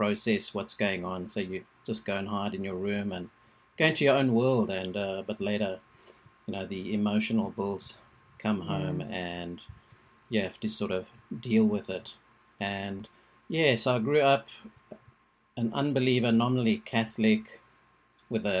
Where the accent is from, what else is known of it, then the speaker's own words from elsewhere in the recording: South Africa; I was born in South Africa